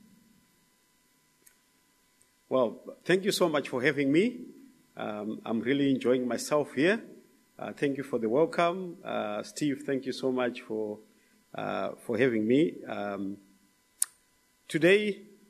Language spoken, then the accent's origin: English; Zimbabwe; moved away; from Zimbabwe